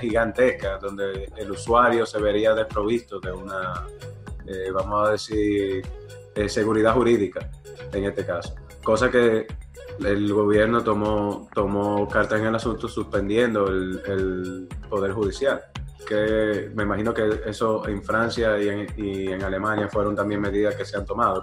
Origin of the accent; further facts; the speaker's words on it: Dominican Republic; como dominicanos